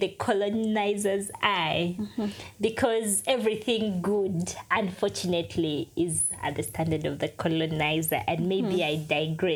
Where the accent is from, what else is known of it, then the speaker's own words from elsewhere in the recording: Uganda; We also say so as Ugandans